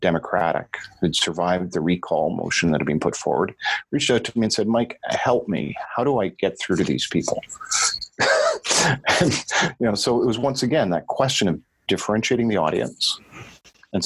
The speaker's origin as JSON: {"language": "English", "country": "Canada", "also_born_or_lived": "Europe", "said": "I'm a Canadian, I live in a social democracy"}